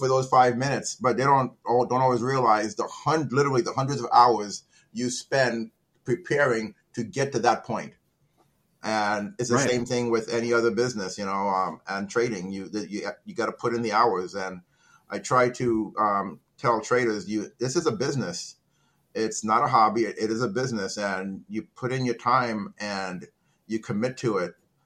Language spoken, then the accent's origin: English; Trinidad & Tobago; I'm from Trinidad.